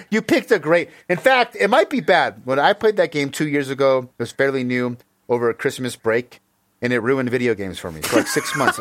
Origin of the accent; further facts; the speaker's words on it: United States; I grew up in America